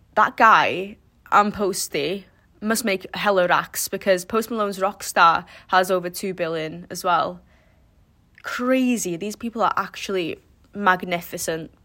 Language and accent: English; Wales, United Kingdom